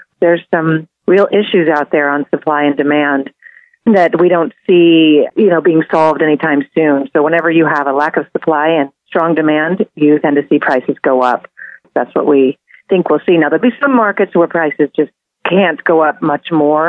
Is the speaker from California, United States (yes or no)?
yes; San Francisco, California, United States; I'm born and raised in San Francisco